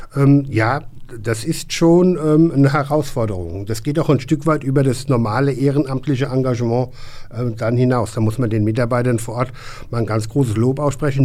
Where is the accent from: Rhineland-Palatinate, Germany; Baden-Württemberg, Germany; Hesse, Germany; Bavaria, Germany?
Hesse, Germany; als Hesse